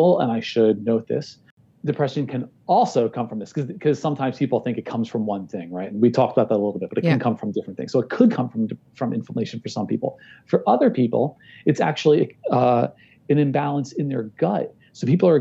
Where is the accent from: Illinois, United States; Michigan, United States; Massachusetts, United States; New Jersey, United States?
New Jersey, United States; I'm from New Jersey